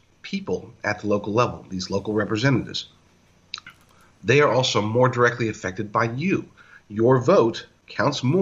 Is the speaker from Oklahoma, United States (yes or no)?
yes; Oklahoma, United States; moved away; I'm from Oklahoma